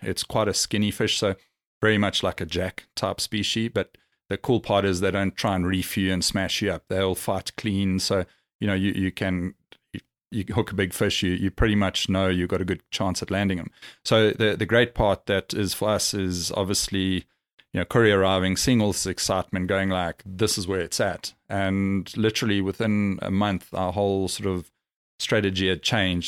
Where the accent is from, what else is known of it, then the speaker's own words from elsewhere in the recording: South Africa; now in Dubai, United Arab Emirates; being South African and we grew up, you know, exploring, camping